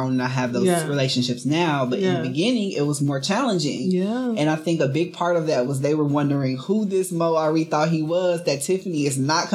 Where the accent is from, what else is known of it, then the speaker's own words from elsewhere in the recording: Chicago, Illinois, United States; moved away as an adult; We moved from Chicago, where I lived my entire life